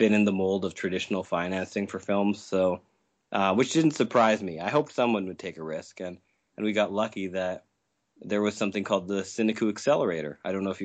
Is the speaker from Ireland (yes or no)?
no; Saskatchewan, Canada; I'm from Saskatchewan in Canada